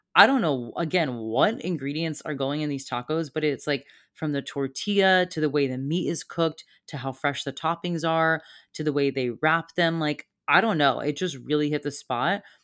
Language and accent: English; Satellite Beach, Florida, United States; I needed to get the hell out of my hometown. I've been here now since, I wanna say October.